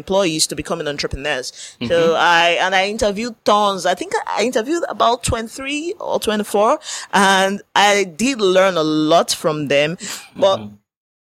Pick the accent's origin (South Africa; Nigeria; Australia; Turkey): Nigeria; we are from Nigeria